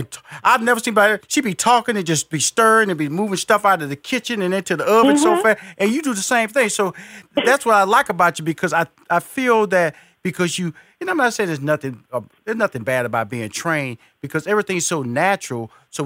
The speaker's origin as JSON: {"language": "English", "town": "New Orleans", "region": "Louisiana", "country": "United States", "said": "I'm from New Orleans area."}